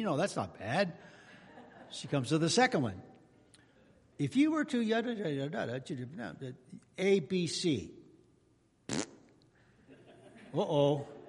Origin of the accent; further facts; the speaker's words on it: California, United States; Oh, where are you from? I'm from California. Oh, okay.